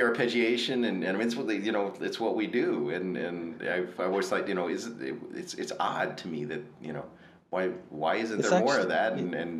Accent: Ohio, United States; in my home state of Ohio.

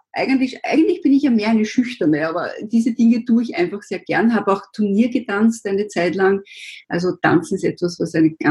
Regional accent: Vienna, Austria; born there; ich bin 52, bin gebürtige Wienerin

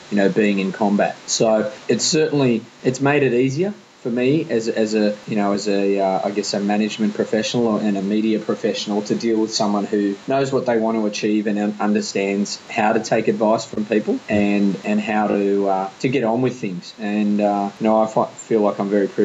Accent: Australia; We, we, we come from Australia, we live in Australia, and we're very proud to do so

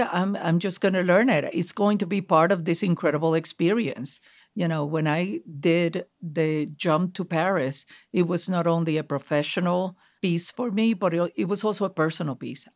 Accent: Puerto Rico; now in United States; growing up in Puerto Rico as a Puerto Rican Jew

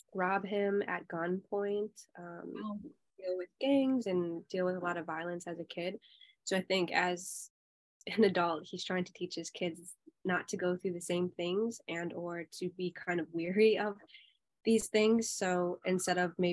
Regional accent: Minnesota, United States; accent: Minnesota; I was raised in a suburb town in Minnesota

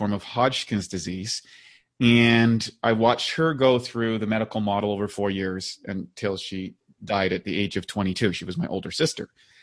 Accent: Northern Canada, Canada; growing up in Northern Canada, you know, in Canada, and playing hockey

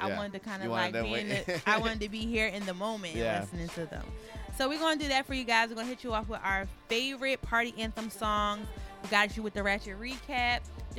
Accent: Philadelphia, Pennsylvania, United States; I'm from Philly

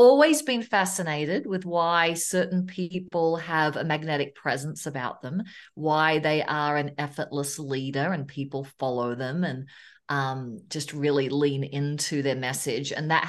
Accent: Melbourne, Victoria, Australia; moved away as an adult; now in Loveland, United States; I was from Australia. I'm a Melbourne girl, Melbourne, Australia. I live in Loveland, Colorado right now. I came over in 2002

